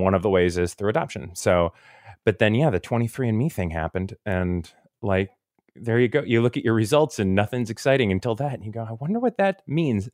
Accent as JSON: {"language": "English", "region": "Florida", "country": "United States", "said": "I'm from Florida"}